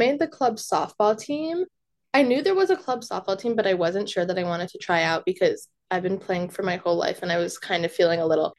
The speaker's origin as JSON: {"language": "English", "town": "Westchester", "region": "New York", "country": "United States", "tie": "born or raised there", "said": "I'm from Westchester."}